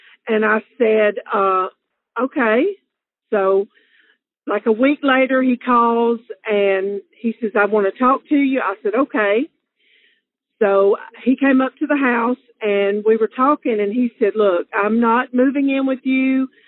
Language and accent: English; Alabama, United States; accent: southern; I'm from Alabama. As you can tell, I have a southern accent.